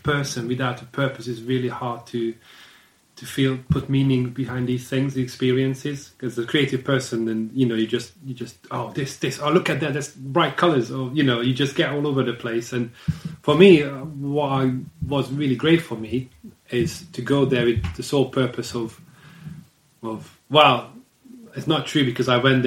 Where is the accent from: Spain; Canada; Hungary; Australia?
Hungary; moved away as an adult; now in United Kingdom; I'm from Hungary. I've been living in the UK for 13 years, so since 2010.